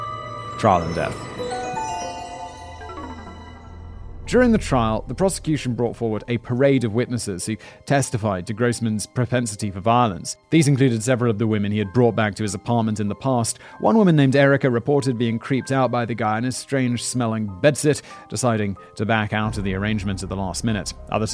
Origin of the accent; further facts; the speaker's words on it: United Kingdom; Because Callum's British, I'm obviously British.